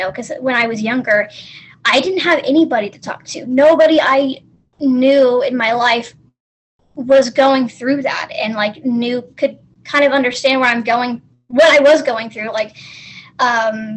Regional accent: the South, United States; I am from the States, from the South.

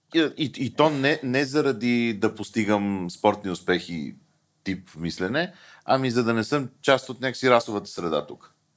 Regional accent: Bulgaria; ние българите

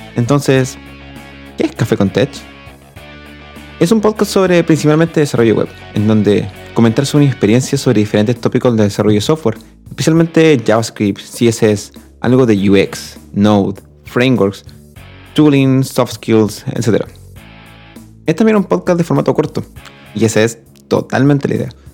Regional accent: Chile; also born or lived in Talca; soy chileno y vivo en Talca

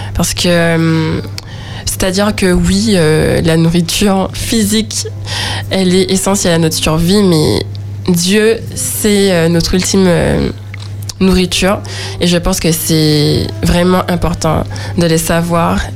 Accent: Le Robert, Martinique; also born or lived in Schœlcher; je viens du Robert

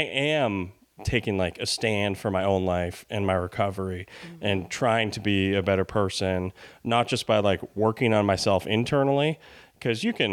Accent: Albany, New York, United States; moved away as an adult; also born or lived in Los Angeles; I'm from Albany, New York

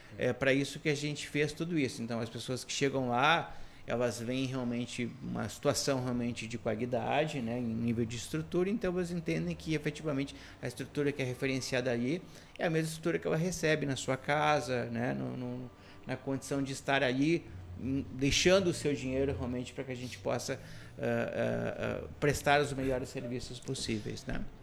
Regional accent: Canoas, Rio Grande do Sul, Brazil; eu, sou um cidadão de Canoas, né? praticamente nascido, criado e também boa parte da minha carreira profissional feita na região de Porto Alegre e área metropolitana

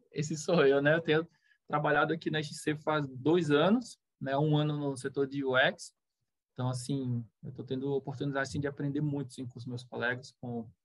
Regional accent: Recife, Pernambuco, Brazil; born there; now in Itá, Brazil; eu nasci em Recife, né? E eu o meu pai era barrageiro, depois o meu padrasto também, e a gente veio seguindo o país, assim, né? A gente é, veio parar aqui em Santa Catarina, mais especificamente em Itá

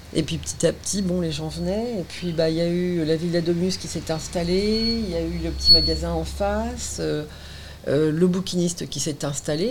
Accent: Le Havre / Caen / Étretat, Normandy, France; now in Honfleur, France; j'ai passé ma vie euh, entre Le Havre, et et Caen. D'accord. quand j'étais petite, j'étais à Etretat

